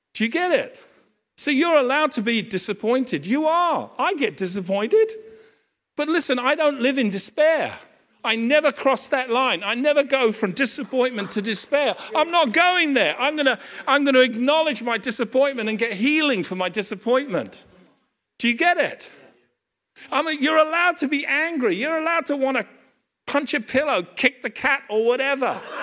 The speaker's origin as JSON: {"language": "English", "town": "Hampton", "region": "London", "country": "United Kingdom", "tie": "born or raised there", "said": "I grew up in Hampton"}